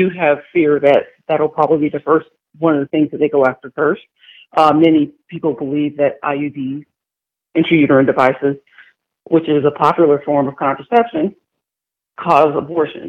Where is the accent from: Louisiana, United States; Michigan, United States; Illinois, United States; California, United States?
Louisiana, United States; I grew up in Louisiana